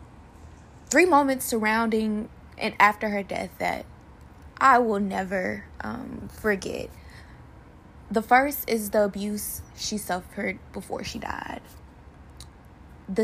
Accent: Macon, Georgia, United States; now in Kansas City, United States; I am originally from Macon, Georgia

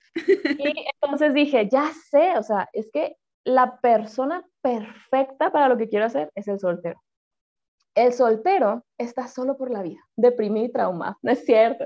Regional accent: Culiacán, Sinaloa, Mexico; accent: norteño; soy de Culiacán, eso va a explicar muchas cosas de las que pasarán hoy de cómo hablo

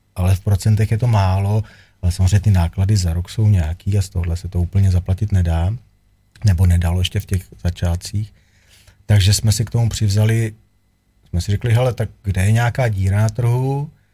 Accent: Czechia; jsem Čech, jsem patriot

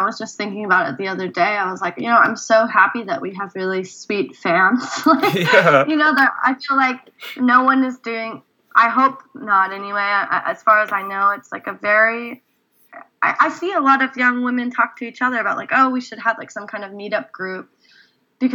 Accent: South Korea; born there; I was born in Korea, and I grew up going there every other year, and it feels very much like a second home to me

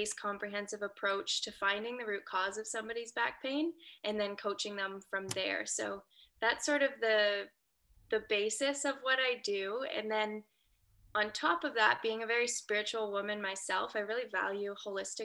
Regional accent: Waterloo, Ontario, Canada; now in a few hours north of Toronto, Canada; I'm a Canadian girl from Waterloo, Ontario.

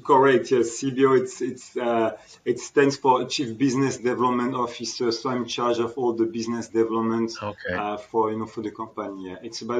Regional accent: Alsace, Grand Est, France; moved away as an adult; also born or lived in Grenoble; now in Hong Kong; I'm from France, you know, from Alsace, which is a region on the border with Germany, so on the northeast of France, where, you know, I'm born and I lived up to 25 years old, and before moving to Hong Kong in 2006.

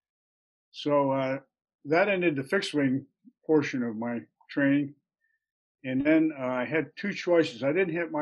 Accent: Manteca, California, United States; also born or lived in Milwaukee, Wisconsin / McCall, Idaho; I was actually born in Milwaukee, Wisconsin, but I grew up in the Central Valley of California, a little farm community called Manteca

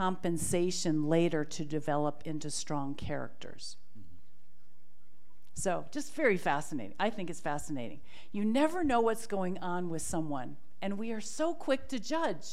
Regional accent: Milwaukee, Wisconsin, United States; at the Milwaukee Public Schools, my hometown

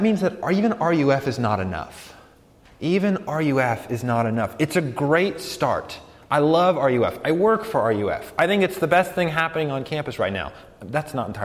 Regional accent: Colorado, United States; I'm from Colorado

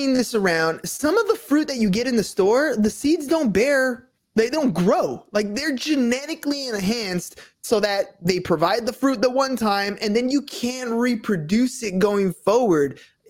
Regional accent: Los Angeles, California, United States; In LA, man, in LA. It wasn't even like I grew up in the country or nothing

